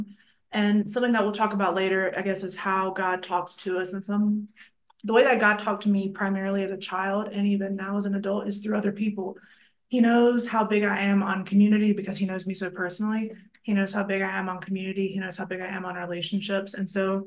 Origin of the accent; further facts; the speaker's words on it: a small town in North Carolina, United States; also born or lived in Raleigh, North Carolina; I'm from a really small town in North Carolina, but I just tell people I'm from Raleigh because that's where I lived as an adult